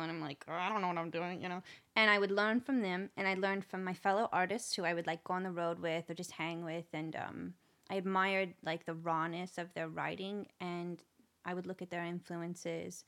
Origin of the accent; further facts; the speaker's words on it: Nashville, Tennessee, United States; I'm actually from Nashville